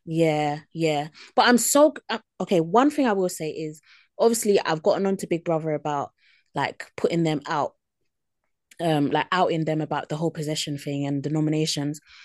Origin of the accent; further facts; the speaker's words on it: United Kingdom; as British people